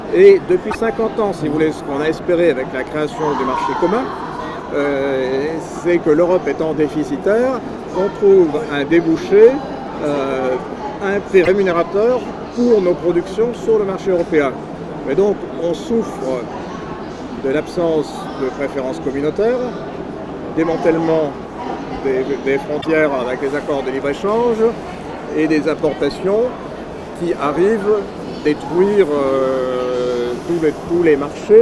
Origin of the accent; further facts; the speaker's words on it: Landes, Nouvelle-Aquitaine, France; je suis des Landes